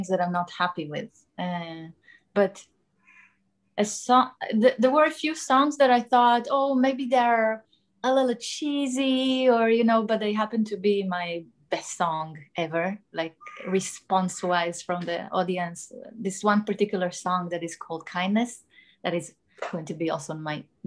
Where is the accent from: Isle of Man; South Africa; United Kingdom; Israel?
Israel; moved away; I'm from Israel originally